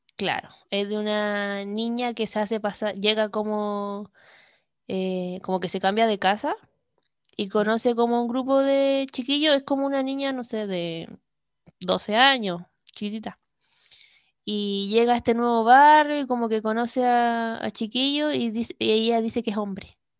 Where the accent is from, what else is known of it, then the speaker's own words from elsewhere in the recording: Iquique, Tarapacá, Chile; Iquique, Chile, mi ciudad natal